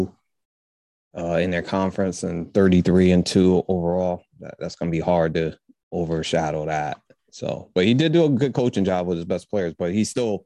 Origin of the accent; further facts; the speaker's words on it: Connecticut, United States; I'm taking Connecticut because I got to take my hometown